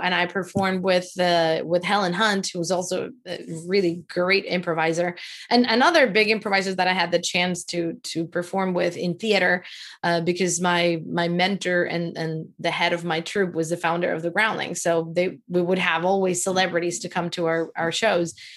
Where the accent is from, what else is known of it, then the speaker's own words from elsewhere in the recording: Venezuela; now in United States; I am from Venezuela